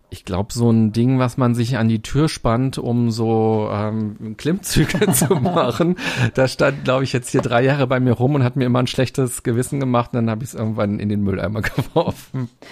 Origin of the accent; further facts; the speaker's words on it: Berlin, Germany; Als Berliner